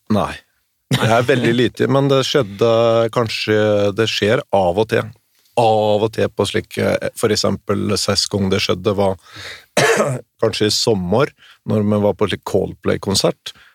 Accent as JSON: {"language": "Norwegian", "town": "Vinje", "region": "Vestfold og Telemark", "country": "Norway", "said": "Smerkelepp, det, og det er tre kilometer hjemmefra"}